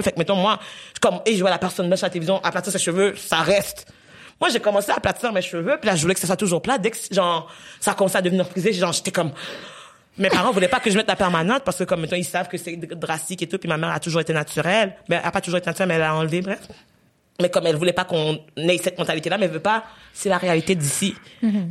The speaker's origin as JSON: {"language": "French", "country": "Haiti", "tie": "born or raised there", "moved": "yes", "said": "j'ai grandi en Haïti"}